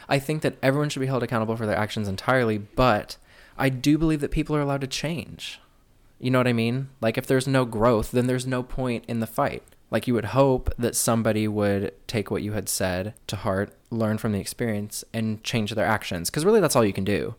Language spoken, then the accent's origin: English; Midwest, United States; growing up in the Midwest